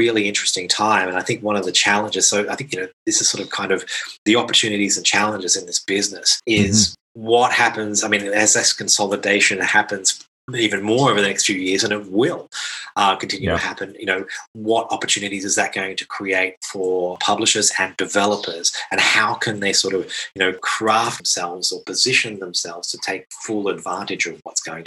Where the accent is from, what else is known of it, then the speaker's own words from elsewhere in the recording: Australia; now in Krakow, Poland; I come from Australia originally